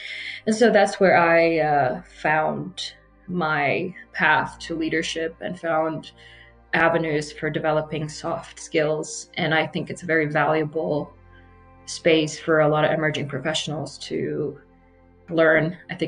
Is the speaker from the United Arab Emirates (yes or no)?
yes; Abu Dhabi, United Arab Emirates; moved away as an adult; now in United States; So during the time I grew up in Abu Dhabi, there was virtually no real way to become a citizen. So we remained Iraqi. While growing up in Abu Dhabi, I went to a British private school